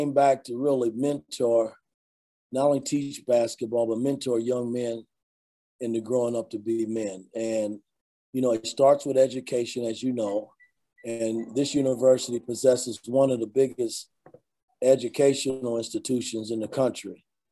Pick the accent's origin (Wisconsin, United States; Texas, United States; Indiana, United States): Indiana, United States; Indianapolis; growing up in Indianapolis